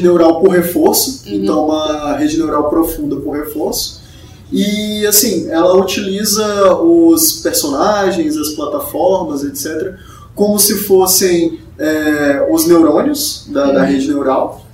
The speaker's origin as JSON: {"language": "Portuguese", "town": "São Luís", "region": "Maranhão", "country": "Brazil", "said": "Eu sou do Maranhão"}